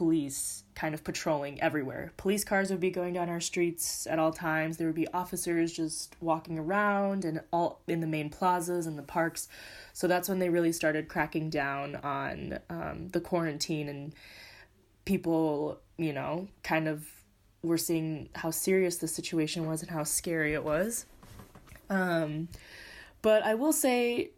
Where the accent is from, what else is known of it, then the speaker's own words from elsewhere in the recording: California, United States; moved away as an adult; now in Madrid, Spain; I am currently living in Madrid, Spain right now. I am from California